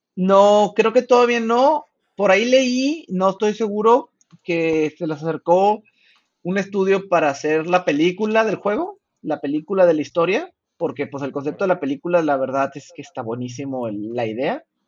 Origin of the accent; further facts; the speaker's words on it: Chihuahua, Mexico; soy de Chihuahua